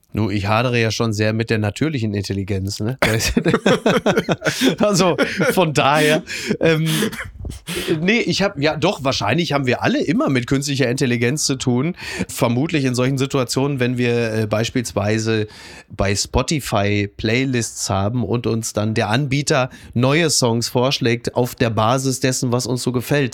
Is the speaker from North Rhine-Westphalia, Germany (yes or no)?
yes; Ruhr area, North Rhine-Westphalia, Germany; moved away; ich komme aus dem Ruhrgebiet